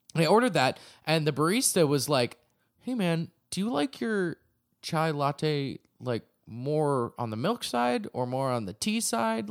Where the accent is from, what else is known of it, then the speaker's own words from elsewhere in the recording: Acton, Massachusetts, United States; my hometown Acton, Massachusetts